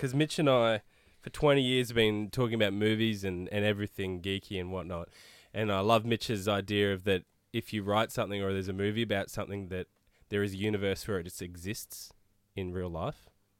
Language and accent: English; Australia; from Australia. We don't know.